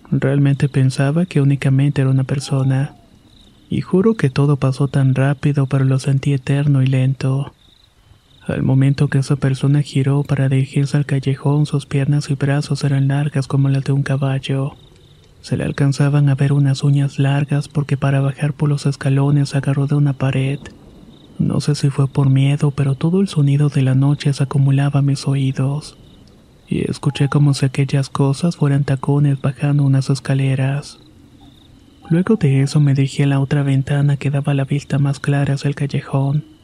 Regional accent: San Francisco, San Luis Potosí, Mexico; Soy originario de San Francisco, San Luis Potosí, y el siguiente episodio me pasó cuando tenía 12 años.

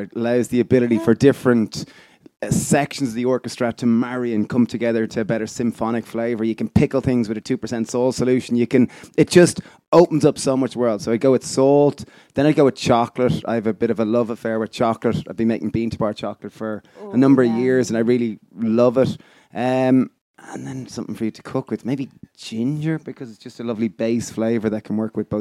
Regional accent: Ireland; I grew up in Ireland

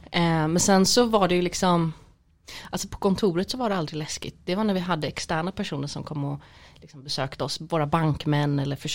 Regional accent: Gothenburg, Västra Götaland, Sweden; nej men jag måste väl säga Göteborg, jag är

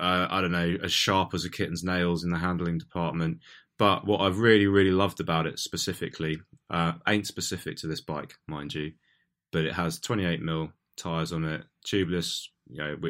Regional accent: Portsmouth, South East England, United Kingdom; now in London, United Kingdom; I'm originally from Portsmouth. I now live in London.

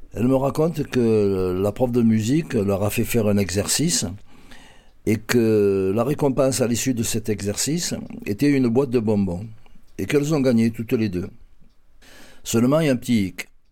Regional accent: Marseille, Provence-Alpes-Côte d'Azur, France; Je suis un Marseillais pur pure souche. Je suis né dans le quartier de la Capelette en 1951

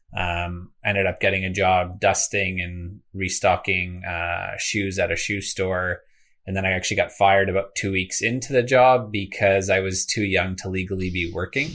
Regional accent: greater Toronto area, Ontario, Canada; I actually grew up in kind of the greater Toronto area as well as a small town an hour east of this city, uh, for about a decade.

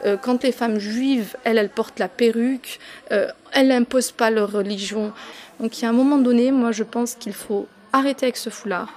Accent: France; je suis installée en France, j'ai grandi en France.

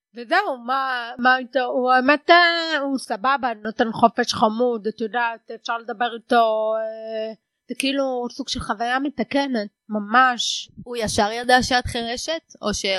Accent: the Krayot, Haifa District, Israel; אני מהקריות במקור. אני ארצית.

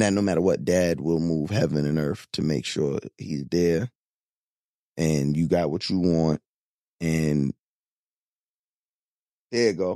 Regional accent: Long Island, New York, United States; Growing up on Long Island

